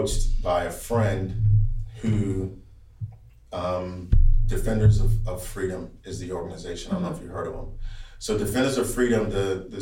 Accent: Chicago, Illinois, United States; moved away; also born or lived in Texas; I'm a minority from the South Side of Chicago

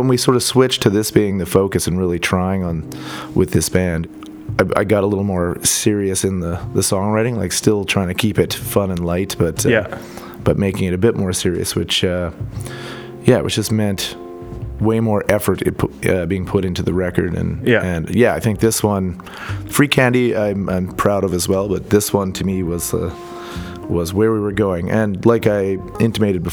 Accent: Edmonton, Alberta, Canada; I was born in Edmonton, and I like this city.

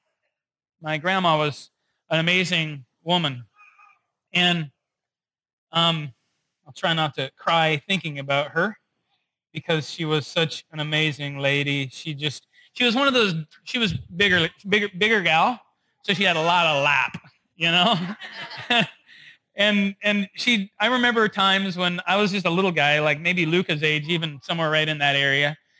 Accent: Rochester, United States; also born or lived in North Dakota; I grew up primarily in Rochester. And every year when I was a kid, we would make trips back to the Midwest because I was actually born in North Dakota.

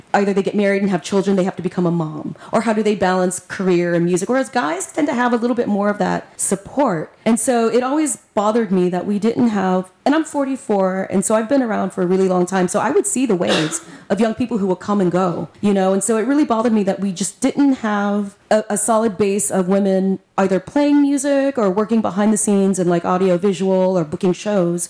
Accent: Victoria, Texas, United States; now in Houston, United States; I'm from Victoria, Texas

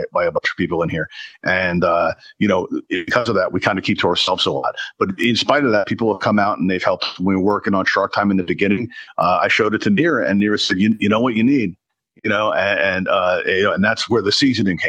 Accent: New York City, New York, United States; now in Pennsylvania, United States; I grew up in Brooklyn, New York, but I now live in Pennsylvania.

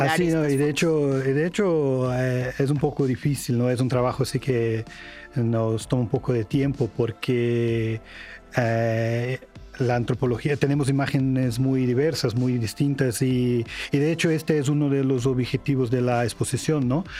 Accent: Brazil; Spanish is a second language; now in Mexico; soy de Brasil, entonces voy a utilizar un tema de mi país

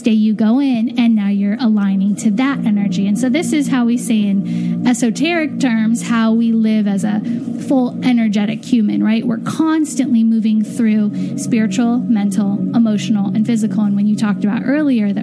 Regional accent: California, United States; when I was really young, I remember in California walking into Ralph's grocery store

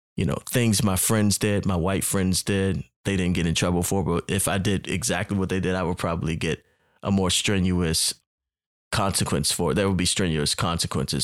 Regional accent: Baltimore, Maryland, United States; moved away as an adult; also born or lived in Atlanta, Georgia; growing up in Baltimore, Maryland, where I'm originally from

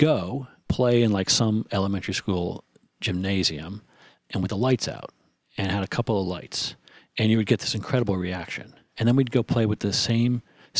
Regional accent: New Jersey, United States; I'm a guy from New Jersey.

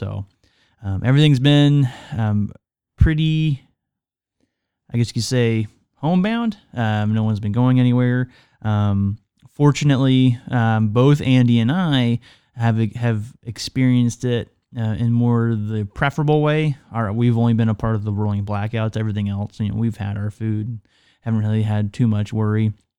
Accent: Canada; now in United States; Now, yes, I am Canadian, and this is not the most severe snow that I've experienced nor seen, and I haven't even lived in Canada that long.

